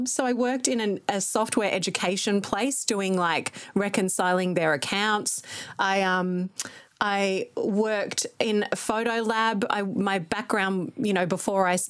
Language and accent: English; Kilsyth, Victoria, Australia; moved away as an adult; now in Byron Bay, Australia; I grew up in Kilsyth